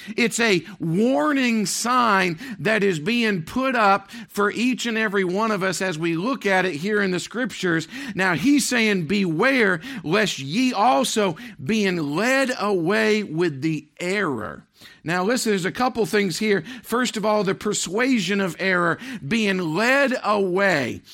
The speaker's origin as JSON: {"language": "English", "region": "Maine", "country": "United States", "tie": "born or raised there", "moved": "yes", "said": "growing up in Maine"}